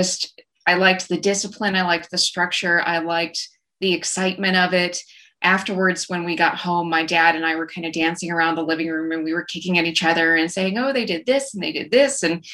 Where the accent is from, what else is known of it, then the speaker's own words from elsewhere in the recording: rural West Texas, United States; I grew up in rural West Texas, as you can probably tell by my accent. I grew up in a small town out between Lubbock and Abilene